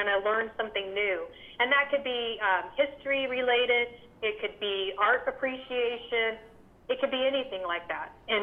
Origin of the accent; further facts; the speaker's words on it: Las Vegas, Nevada, United States; I'm from Las Vegas